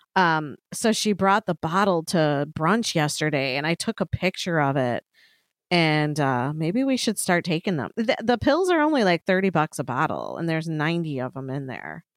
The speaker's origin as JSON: {"language": "English", "town": "Chicago", "region": "Illinois", "country": "United States", "said": "we're from Chicago"}